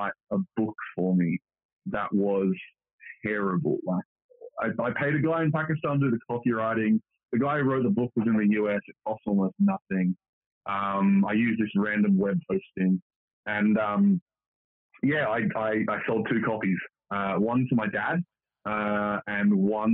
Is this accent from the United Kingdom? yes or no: no; Australia; moved away; I'm originally from Australia, and a lot of us do have that wanderlust, want to get out of Australia